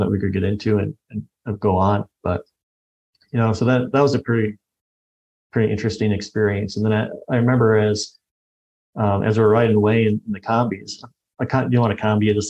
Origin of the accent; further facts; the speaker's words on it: United States; this white American guy